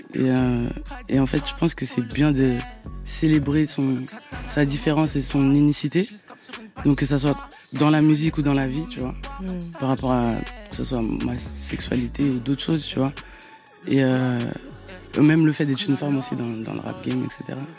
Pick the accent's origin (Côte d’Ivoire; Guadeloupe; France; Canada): Côte d’Ivoire; Abidjan; je viens de Yopougon. Ma mère, elle vient de Yopougon.